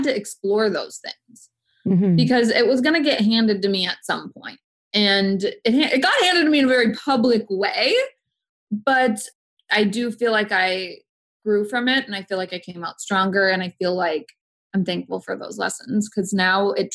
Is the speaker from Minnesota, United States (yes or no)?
yes; Minneapolis, Minnesota, United States; now in Los Angeles, United States; I grew up in a very sheltered, middle-class white suburb of Minneapolis